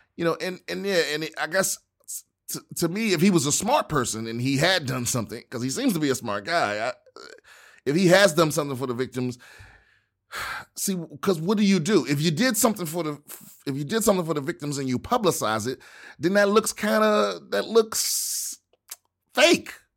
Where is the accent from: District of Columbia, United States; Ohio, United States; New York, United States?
District of Columbia, United States; Washington; my hometown, Washington, D C